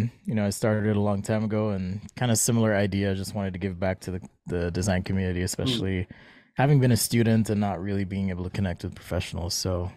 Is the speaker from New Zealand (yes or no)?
no; Jamaica; accent: American; So I'm from Jamaica, and I don't know if you knew that. Not everyone does because I speak with an American accent